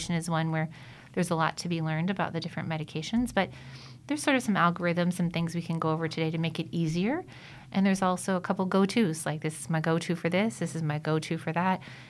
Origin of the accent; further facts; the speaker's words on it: Columbus, Ohio, United States; also born or lived in St. Louis / Atlanta; now in Cincinnati, United States; I am actually originally from Ohio, so from the Columbus area